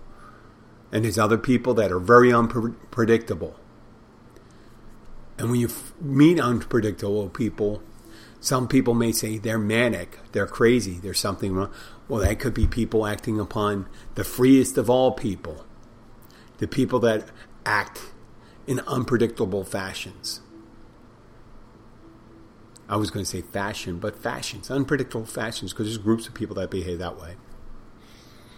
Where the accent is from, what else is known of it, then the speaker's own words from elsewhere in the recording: Pennsylvania, United States; now in Key Largo, United States; Pennsylvania, my home state.